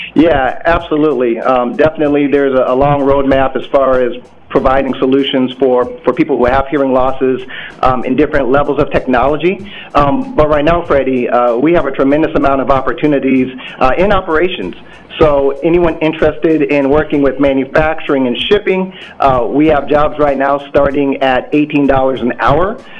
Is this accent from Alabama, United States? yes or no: no; Des Moines, Iowa, United States; moved away as an adult; also born or lived in Hampton, Virginia; now in Minneapolis, United States; I'm originally from Des Moines, Iowa